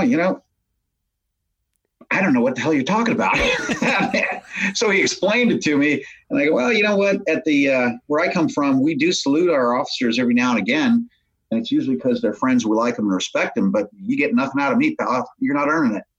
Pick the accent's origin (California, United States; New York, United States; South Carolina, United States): California, United States; San Diego; I grew up here in San Diego